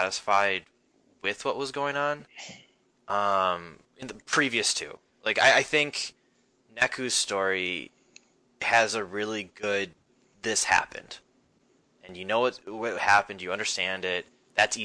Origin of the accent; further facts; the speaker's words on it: United States; I'm very American